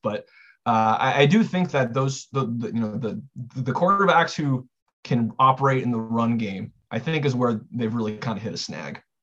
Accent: Southern California, United States; I'm from Southern California

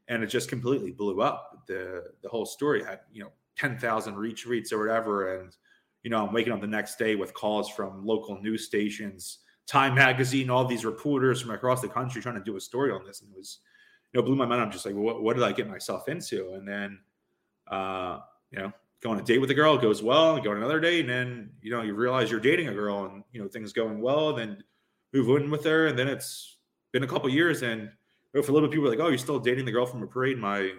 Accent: Philadelphia, Pennsylvania, United States; I'm from South Philly.

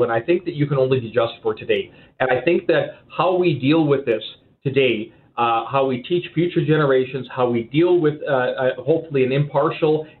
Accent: Regina, Saskatchewan, Canada; I grew up in Regina, and there was a residential school 45 minutes from me when I was growing up until 1996

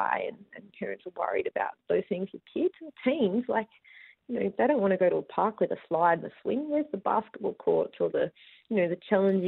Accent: Busselton, Western Australia, Australia; I grew up rurally. I grew up in Busselton

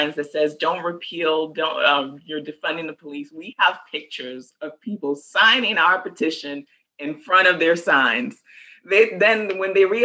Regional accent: Nigeria; now in San Antonio, United States; I'm from Nigeria

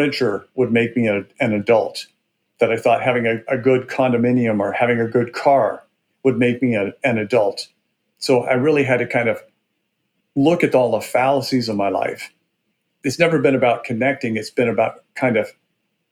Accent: Burbank, Washington, United States; I grew up in a little town called Burbank, Washington, which was about 300 people on the Snake River in eastern Washington state.

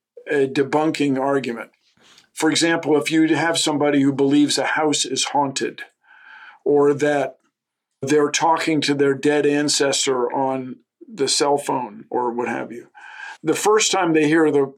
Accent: Washington, District of Columbia, United States; moved away; growing up in Washington, having access to the woods greatly affected my appreciation for nature.

